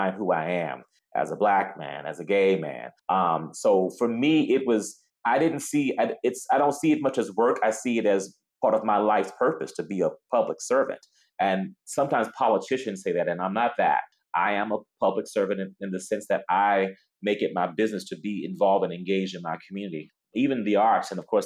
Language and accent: English; Baton Rouge, Louisiana, United States; now in Chicago, United States; I was born and raised in Louisiana, in the South, in Baton Rouge.